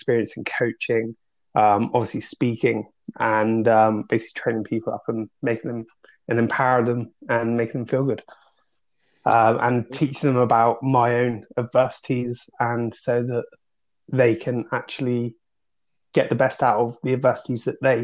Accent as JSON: {"language": "English", "area": "Dorset", "region": "South West England", "country": "United Kingdom", "also_born_or_lived": "Manchester", "moved": "yes", "lives_now": "Peterborough, United Kingdom", "said": "I'm originally from Dorset, but I now live in Peterborough"}